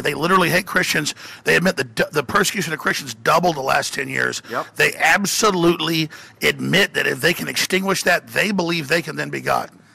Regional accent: Rockwall, Texas, United States; when I was growing up in Rockwall, Texas

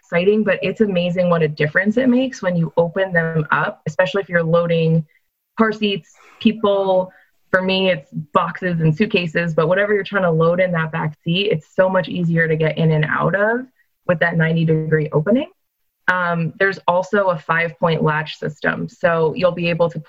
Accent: Northeast, United States; I'm a Yankee as well, Steve. So I grew up in the Northeast

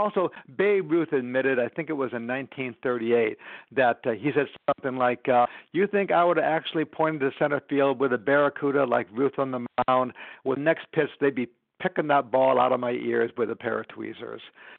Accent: Chicago, Illinois, United States; I grew up in the Chicago area

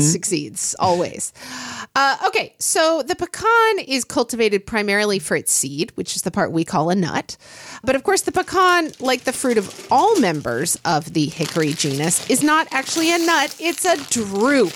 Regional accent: Oklahoma, United States; moved away; I grew up in Oklahoma

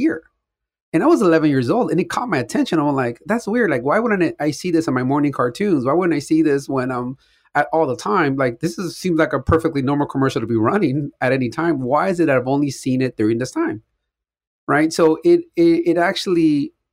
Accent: Compton, California, United States; I grew up in Compton, listening to mostly hip-hop music

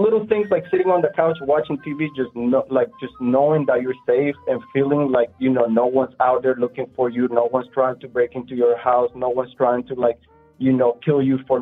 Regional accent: Honduras; now in Orlando, United States; I grew up in Honduras

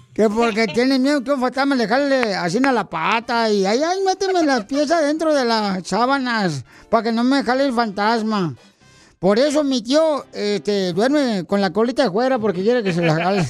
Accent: Michoacán, Mexico; now in United States; como de Michoacán, así como buen michoacano que soy

